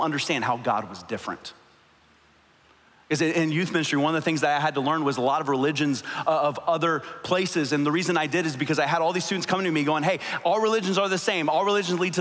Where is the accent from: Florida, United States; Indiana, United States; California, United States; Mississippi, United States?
Florida, United States; South; I grew up in South Florida